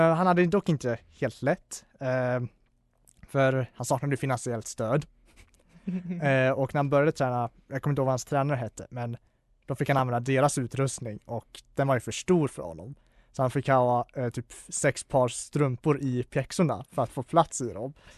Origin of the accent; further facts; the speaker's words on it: Falun, Dalarna County, Sweden; min hemort, eh, eller min föreställningsort, Falun